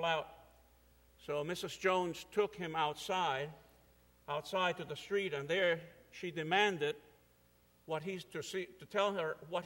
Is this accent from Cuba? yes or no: yes; Cuba; moved away; I'm an immigrant from Cuba, 1961